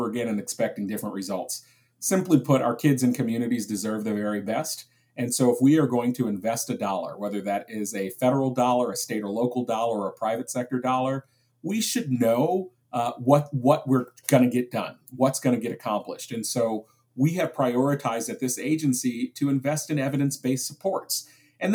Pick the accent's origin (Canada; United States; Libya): United States; Springfield, Massachusetts; I was just recently in my hometown of Springfield, Massachusetts, and I was visiting the Boys and Girls Club where I grew up